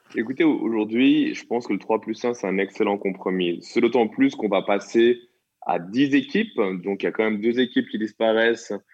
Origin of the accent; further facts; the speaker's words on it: Switzerland; chez nous, en Suisse